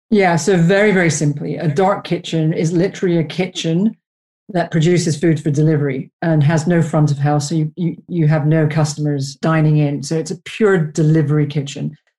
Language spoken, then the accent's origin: English; Canada; moved away as an adult; now in United Kingdom; I'm Canadian